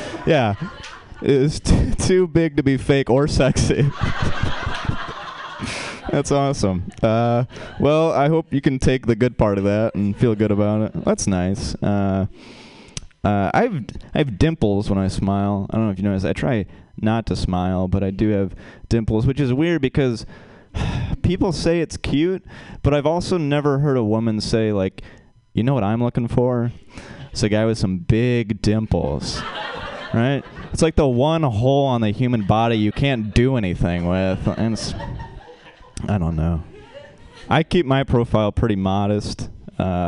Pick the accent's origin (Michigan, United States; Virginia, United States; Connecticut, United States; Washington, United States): Michigan, United States; moved away as an adult; now in California, United States; I'm from Michigan, and we have a part of Michigan called up north